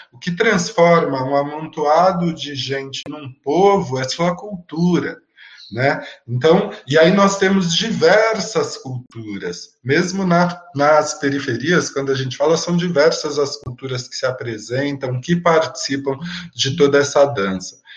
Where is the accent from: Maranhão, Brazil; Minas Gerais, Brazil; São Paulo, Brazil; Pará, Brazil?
São Paulo, Brazil; Eu venho da periferia da Zona Sul de São Paulo